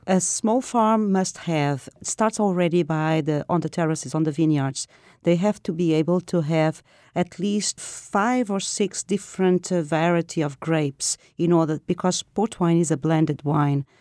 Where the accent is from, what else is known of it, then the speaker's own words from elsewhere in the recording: Lisbon, Portugal; I'm from Lisbon